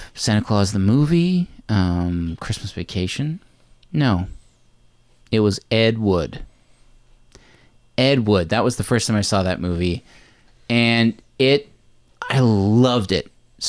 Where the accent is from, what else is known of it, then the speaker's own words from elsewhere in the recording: Newfoundland and Labrador, Canada; Growing up in Newfoundland, we're all familiar with NTV.